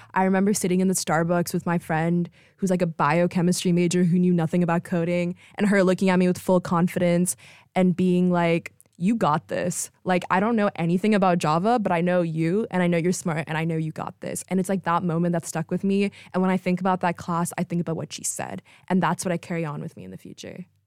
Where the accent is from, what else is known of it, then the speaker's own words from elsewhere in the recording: Texas, United States; moved away as an adult; I'm from Texas